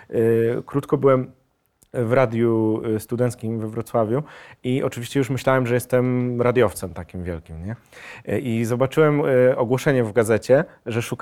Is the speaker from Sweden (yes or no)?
no; Germany; born there; bo e, urodziłem się w Niemczech, moi rodzice byli E, ojciec e, i matka e, jakby byli się tam siatkarzami